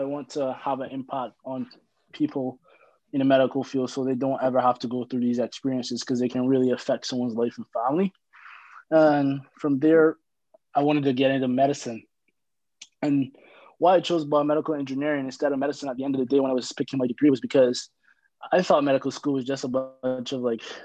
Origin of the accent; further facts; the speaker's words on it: Barbados; moved away; I'm from Barbados